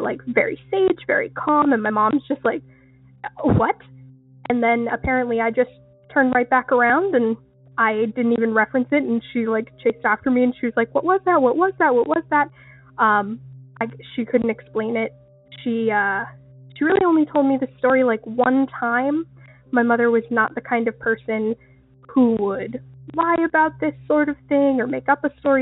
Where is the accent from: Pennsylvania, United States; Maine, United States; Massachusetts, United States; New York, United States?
Maine, United States; Southern; I'm from Southern Maine